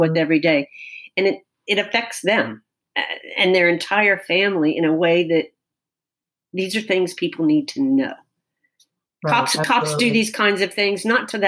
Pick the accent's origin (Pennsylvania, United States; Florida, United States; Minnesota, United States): Florida, United States; Tallahassee; here in my hometown.